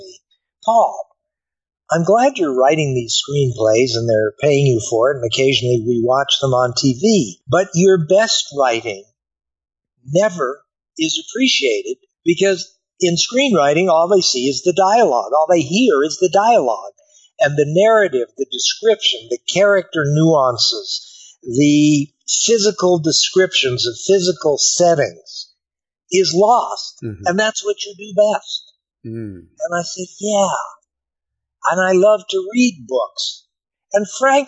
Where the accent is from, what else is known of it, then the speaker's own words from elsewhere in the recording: Colorado, United States; I grew up in Colorado.